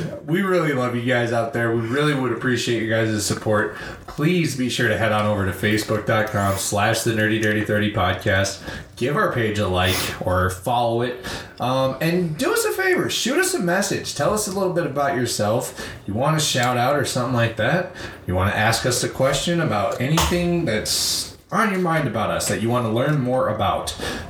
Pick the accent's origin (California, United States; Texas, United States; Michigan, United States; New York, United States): Michigan, United States; Flint; born and raised in Flint.